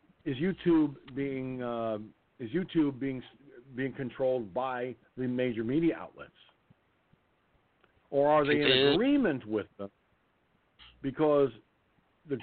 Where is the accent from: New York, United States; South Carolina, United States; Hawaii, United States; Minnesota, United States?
New York, United States; I'm from New York. Okay, I'm in New York